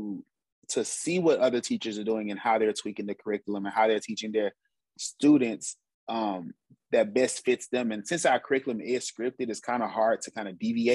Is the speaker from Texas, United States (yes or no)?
yes; Houston, Texas, United States; I'm from Houston, Texas, born and raised